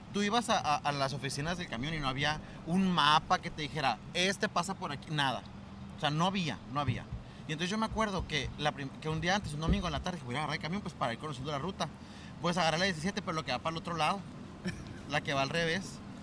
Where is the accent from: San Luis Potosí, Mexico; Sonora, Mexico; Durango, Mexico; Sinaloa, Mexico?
Sonora, Mexico; Nogales; moved away as an adult; now in Hermosillo, Mexico; yo soy de Sonora. Ahí viví pues hasta los 18 años